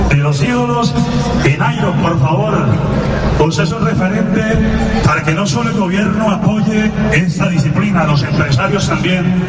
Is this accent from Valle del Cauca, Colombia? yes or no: no; Santander, Colombia; Me siento orgulloso, lo felicito eh, como periodista y como santandereano que la imagen de Santander vuele por el mundo.